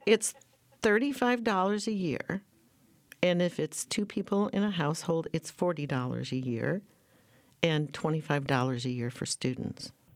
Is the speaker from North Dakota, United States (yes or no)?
yes; North Dakota, United States; moved away as an adult; now in Portland, United States; I was born and raised in North Dakota